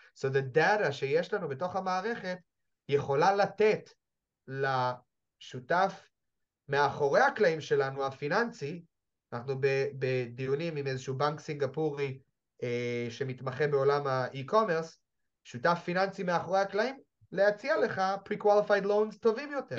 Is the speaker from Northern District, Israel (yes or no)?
no; Jerusalem, Jerusalem District, Israel; אני ירושלמי